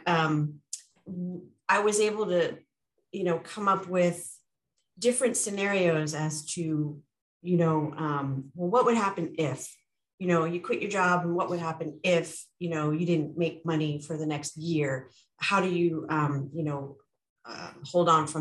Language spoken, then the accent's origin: English; New York, United States; moved away as an adult; now in California, United States; I'm originally a New Yorker.